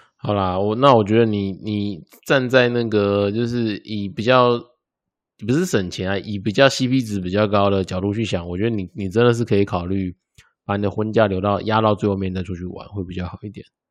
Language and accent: Chinese; Taiwan; 我们台湾人